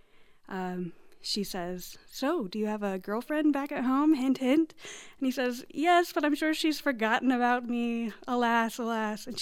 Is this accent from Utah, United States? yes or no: yes; Utah, United States; moved away; also born or lived in Ireland; I'm from Utah